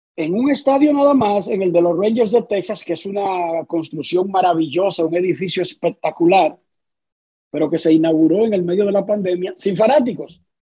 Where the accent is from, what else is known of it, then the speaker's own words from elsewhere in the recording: Dominican Republic; como dominicano